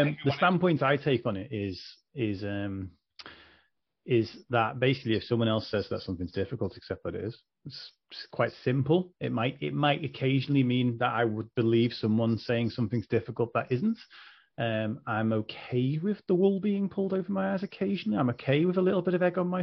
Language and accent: English; Liverpool, North West England, United Kingdom; I'm from Liverpool